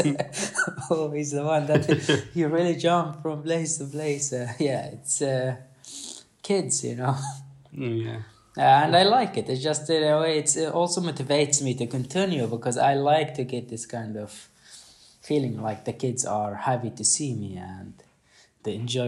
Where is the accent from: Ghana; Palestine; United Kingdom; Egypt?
Palestine; Khan Yunis, Gaza Strip; born or raised there; now in Sweden